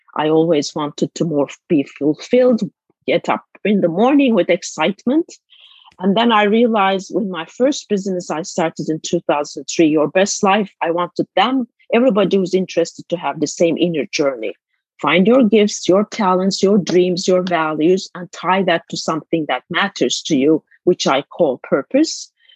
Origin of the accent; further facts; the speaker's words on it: Istanbul, Turkey; moved away as an adult; now in United States; I was born in Istanbul, a 11, 12 million populated city at the time. Now it's 17 million actually since I left Istanbul. But it's just like growing up as a city girl